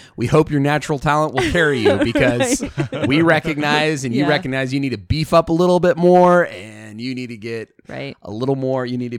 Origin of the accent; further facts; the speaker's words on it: Idaho, United States; well, I'm from Idaho, so I say fur.